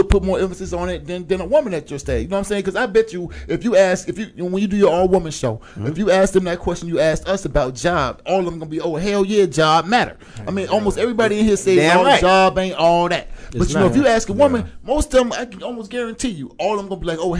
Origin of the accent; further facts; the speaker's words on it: Florida, United States; I'm from Florida.